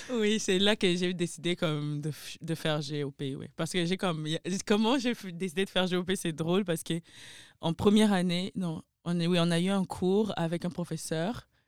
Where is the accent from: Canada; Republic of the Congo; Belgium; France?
Republic of the Congo; Euh, je suis originaire du Congo